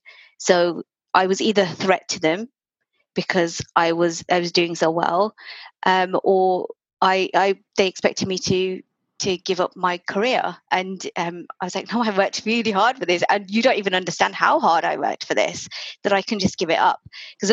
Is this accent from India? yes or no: yes; India; as an Indian, you don't buy your own house.